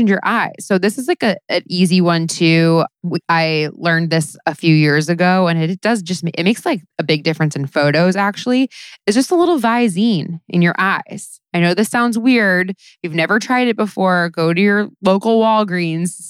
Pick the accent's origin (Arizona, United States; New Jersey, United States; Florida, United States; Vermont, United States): Florida, United States; South; I grew up in South Florida during the like Paris Hilton years in the early 2000s